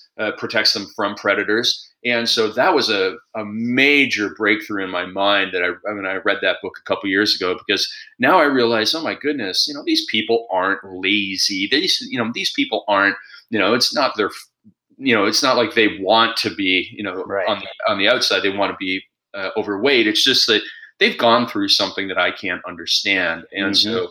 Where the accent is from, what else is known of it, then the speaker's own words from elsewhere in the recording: Canada; I'm Canadian